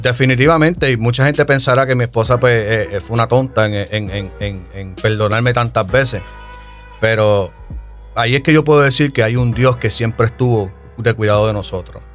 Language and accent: Spanish; Yauco, Puerto Rico; Yo soy del pueblito de Yauco, Yauco, Puerto Rico